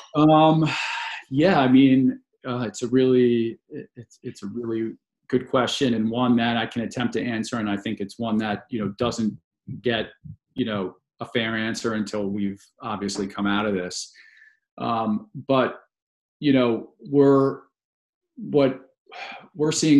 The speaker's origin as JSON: {"language": "English", "area": "a suburb of DC", "region": "Maryland", "country": "United States", "tie": "born or raised there", "also_born_or_lived": "New York City", "moved": "as an adult", "said": "I grew up in in Maryland um, in a suburb of DC"}